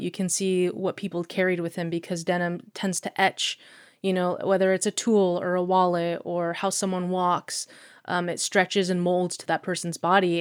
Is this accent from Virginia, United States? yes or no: no; Anchorage, Alaska, United States; also born or lived in Eagle River, Alaska / Florida; I grew up in Anchorage